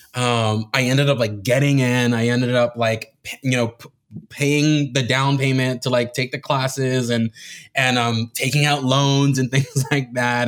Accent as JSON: {"language": "English", "town": "Miami", "region": "Florida", "country": "United States", "tie": "born or raised there", "said": "I was born and raised in Miami"}